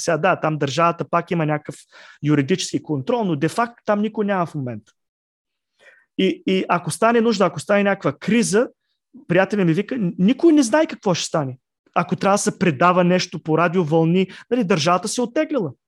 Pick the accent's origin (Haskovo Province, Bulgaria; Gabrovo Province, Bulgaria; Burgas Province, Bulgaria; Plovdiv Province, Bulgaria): Plovdiv Province, Bulgaria; Plovdiv; аз лично съм от Пловдив